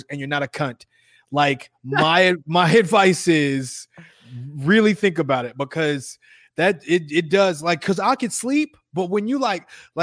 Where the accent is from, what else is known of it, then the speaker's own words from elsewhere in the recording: Chicago, Illinois, United States; moved away; I'm from Chicago